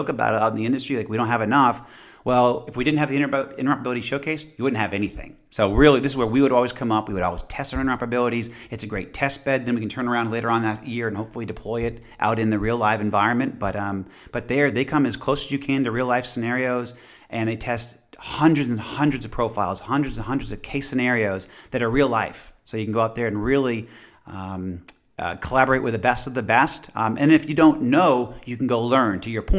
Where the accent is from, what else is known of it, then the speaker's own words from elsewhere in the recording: Boston, Massachusetts, United States; moved away; I'm initially from Boston, which is, you know, a great city, and initially from Massachusetts, a great state. But I live in Georgia, and I love Georgia now.